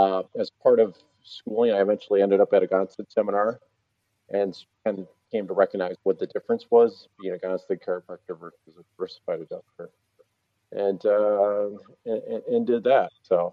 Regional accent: Cross Plains, Wisconsin, United States; I grew up in Cross Plains, Wisconsin, which is not far from Mount Horb.

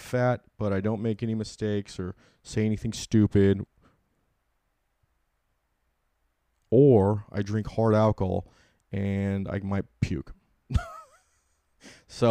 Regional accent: California, United States; I'm from California

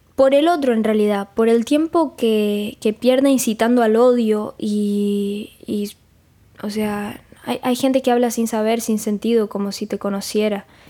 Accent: Rosario, Santa Fe, Argentina; Yo soy de Rosario, de Argentina

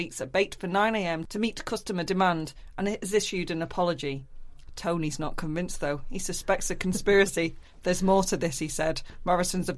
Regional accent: Wigan, North West England, United Kingdom; I'm from Wigan

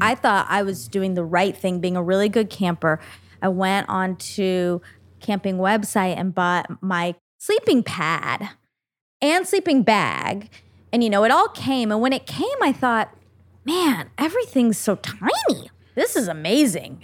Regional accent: Duluth, Minnesota, United States; born or raised there; moved away

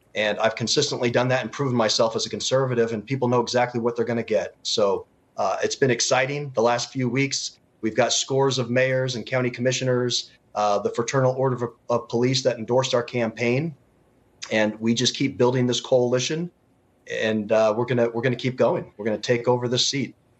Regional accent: Utah, United States; I'm actually from Utah.

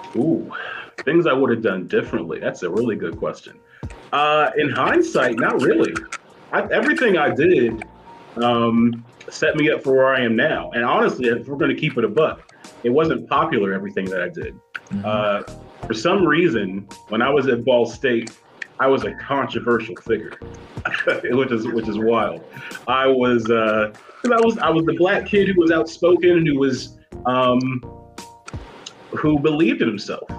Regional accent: Ohio, United States; also born or lived in Muncie, Indiana; now in Chicago, United States; I am a Midwest it. guy. I'm from Ohio

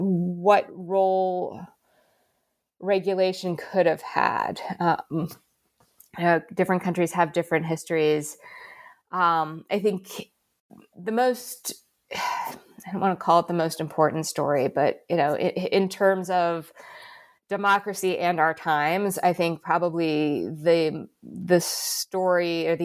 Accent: United States; moved away as an adult; now in Australia; I'm an American, but I've been in Australia since 2019.

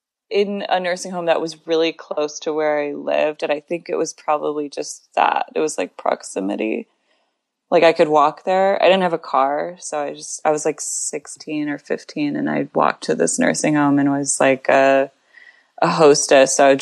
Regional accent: Grand Rapids, Michigan, United States; also born or lived in Tucson, Arizona / Ann Arbor, Michigan; I grew up half in Tucson, Arizona, and half in Grand Rapids, Michigan.

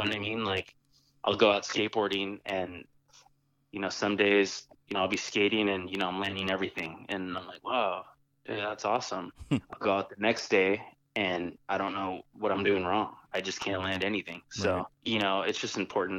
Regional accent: San Jose, California, United States; I was born and raised here in San Jose

